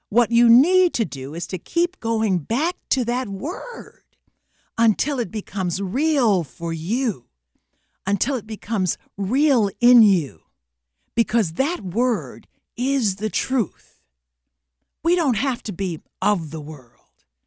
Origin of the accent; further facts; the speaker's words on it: the South, United States; I'm from the South, and every kid down South when I was growing up was familiar with the phrase fighting words